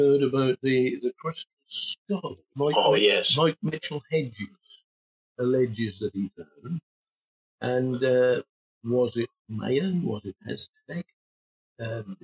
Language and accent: English; Norfolk, East of England, United Kingdom; moved away; Patricia and I came from Norfolk originally